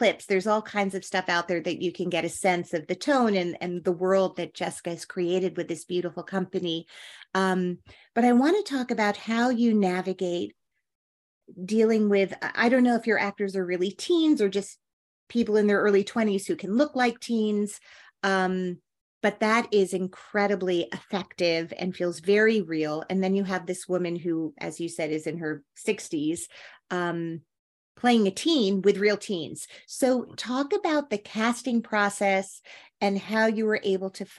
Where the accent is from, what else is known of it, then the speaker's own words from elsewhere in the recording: Teaneck, New Jersey, United States; I'm from Teaneck